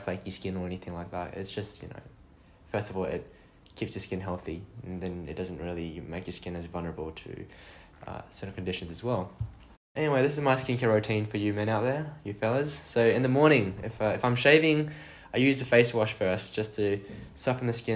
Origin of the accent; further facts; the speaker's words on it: Australia; now in Ireland; So I'm from Oz, in case you couldn't tell from my accent